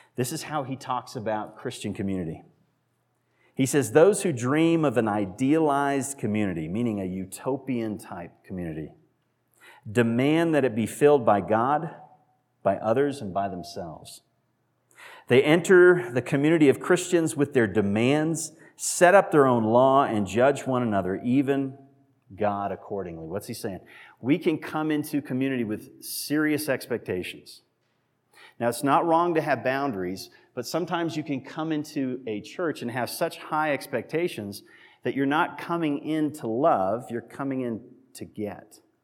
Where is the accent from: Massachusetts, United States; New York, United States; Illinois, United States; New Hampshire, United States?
Massachusetts, United States; moved away; I was born in Massachusetts, raised in Massachusetts, lived there